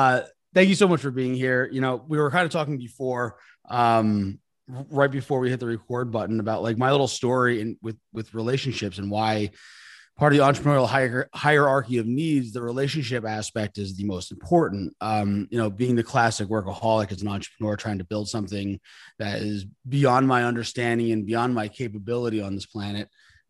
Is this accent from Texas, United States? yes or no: no; New York, United States; I'm a New Yorker.